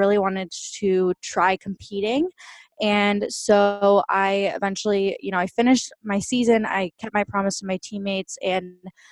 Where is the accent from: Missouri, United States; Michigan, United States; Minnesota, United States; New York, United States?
Minnesota, United States; just outside of St. Paul; now in Austin, United States; I currently live in Austin, Texas, but I grew up in just outside of St. Paul, Minnesota. So I'm a total Midwestern girl